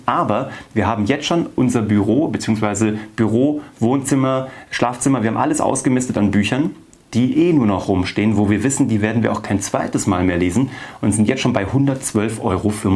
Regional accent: Kassel, Hesse, Germany; also born or lived in Cologne / Vienna; now in Munich, Germany; Ich komme aus Kassel, habe lange in Köln gelebt, dann in Wien

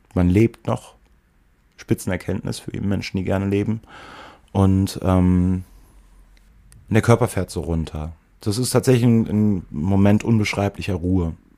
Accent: Eifel, near Prüm, Rhineland-Palatinate, Germany; moved away; ich bin in der Eifel aufgewachsen, auch in einem Arm der Eifel, der wirklich dünn besiedelt ist

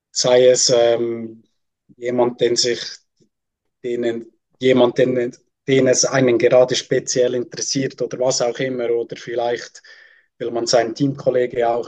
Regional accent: Switzerland; darf ich mich als Schweizer nicht anschließen.

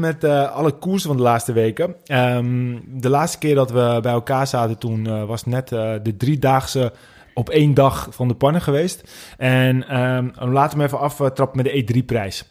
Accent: North Holland, Netherlands; accent: Noord-Hollands, West-Fries; We komen helemaal uit Noord-Holland

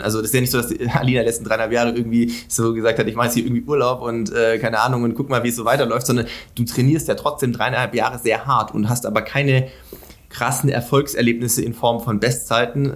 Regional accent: Sindelfingen, Baden-Württemberg, Germany; ich komme aus Sindelfingen, das ist nicht Schwäbische Alb

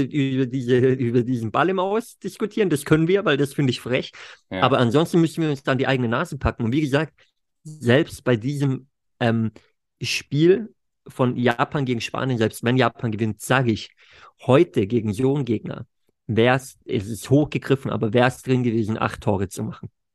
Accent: Germany; bei uns zu Hause in Deutschland

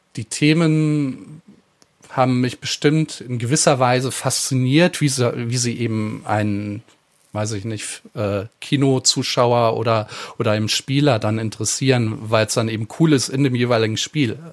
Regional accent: Eifel, Germany; mit den Dialekten in der Eifel, wo ich herkomme

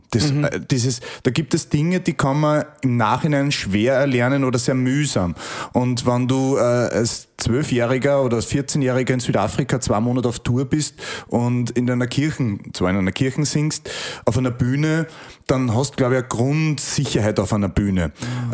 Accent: Upper Austria, Austria; ich bin ein Österreicher

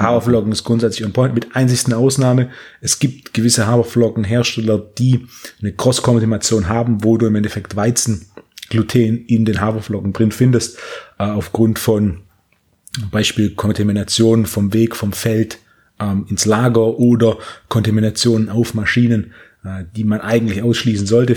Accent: Herrenberg, Baden-Württemberg, Germany; wir hatten so ein Tabakgeschäft in Herrenberg, wo ich herkomme.

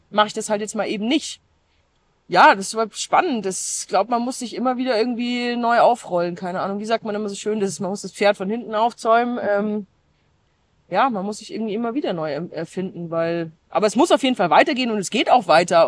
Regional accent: Germany; bei uns in Deutschland

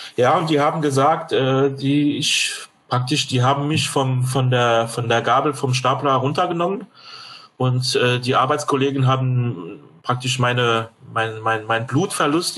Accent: France; German is a second language; moved away as an adult; now in Germany; gebürtiger Franzose, lebe seit 1984 in Deutschland

